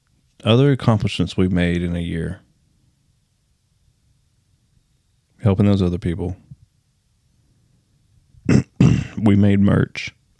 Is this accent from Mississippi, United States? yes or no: no; Alabama, United States; Glad I was raised in Alabama.